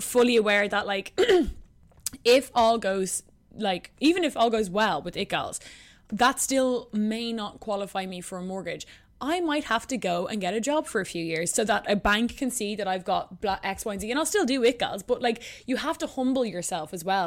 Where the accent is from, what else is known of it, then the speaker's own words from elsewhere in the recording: Ireland; moved away as an adult; also born or lived in New York; I moved back to Ireland from New York